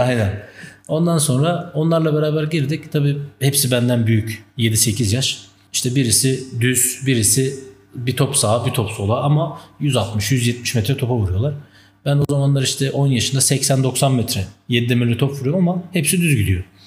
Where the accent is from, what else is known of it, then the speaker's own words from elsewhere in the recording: Istanbul, Turkey; also born or lived in Tunceli; Ben 1990 yılında Tunceli'de doğdum. 95'in başlarında da ailece işte terör dolayısıyla İstanbul'a göç ettik